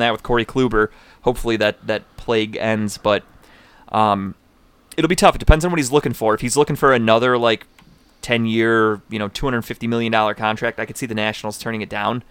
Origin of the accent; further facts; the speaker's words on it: Cleveland, Ohio, United States; I'm from Cleveland.